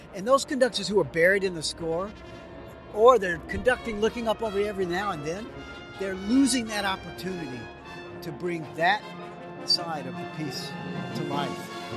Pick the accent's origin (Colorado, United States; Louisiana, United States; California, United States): Louisiana, United States; New Orleans; I grew up in New Orleans and my first real musical experiences were that New Orleans jazz